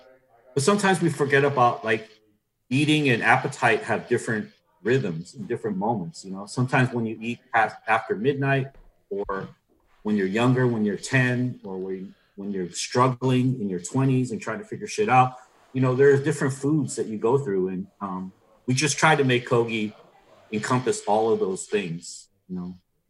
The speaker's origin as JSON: {"language": "English", "town": "Milwaukee", "region": "Wisconsin", "country": "United States", "said": "Yeah, I'm from Milwaukee, trying to do all these things."}